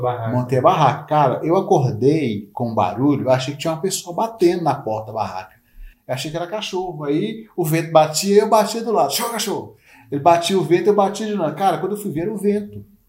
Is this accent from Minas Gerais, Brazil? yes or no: yes; north of Minas Gerais, Brazil; eu sou do norte de Minas. E como eu cresci naquela região